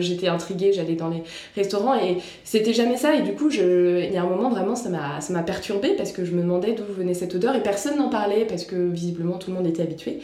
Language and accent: French; France; en tant que bonne française